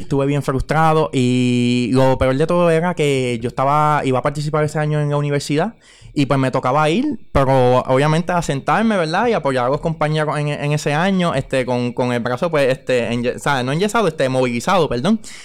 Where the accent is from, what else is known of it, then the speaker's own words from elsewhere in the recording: Carolina, Puerto Rico; now in Aguas Buenas, Puerto Rico; naturalmente soy de Carolina, ¿verdad? Pero ya llevo un tiempo residiendo en el pueblo de Aguas Buenas